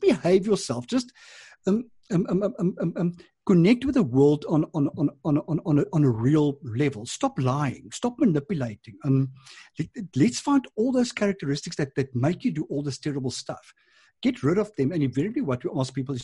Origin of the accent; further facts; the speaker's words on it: Transvaal, South Africa; moved away as an adult; now in Cape Town, South Africa; I was from Transvaal